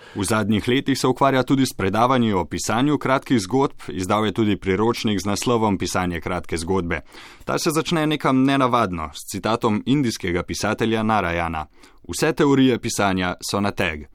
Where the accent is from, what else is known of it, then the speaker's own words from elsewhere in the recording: Slovenia; smo Slovenci